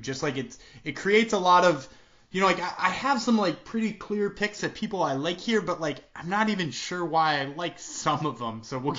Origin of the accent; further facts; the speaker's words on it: Massachusetts, United States; Rob Font is a Massachusetts boy, and I am from Massachusetts, and that is somewhat painful to pick against.